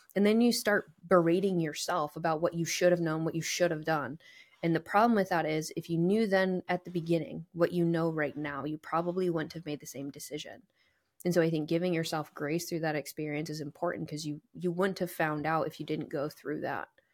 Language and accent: English; New England, United States; moved away; I grew up in New England